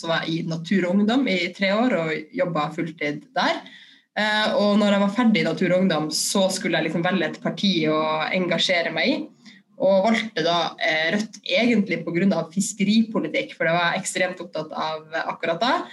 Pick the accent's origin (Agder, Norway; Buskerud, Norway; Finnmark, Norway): Finnmark, Norway; Kirkenes; moved away as an adult; Ja, jeg er 34 år gammel, og så kommer jeg fra Kirkenes, som er helt øst i Finnmark. Eh, det ligger på grensa til Russland. Og der er jeg født og oppvokst med en eh, koselig familie og med fin eh, natur i nærheten, nede ved en fjord.